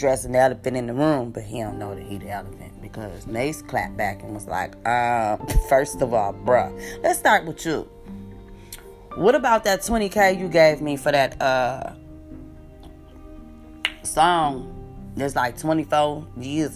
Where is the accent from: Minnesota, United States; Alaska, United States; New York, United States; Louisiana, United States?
New York, United States; New York City; We came from out of Harlem, Renaissance High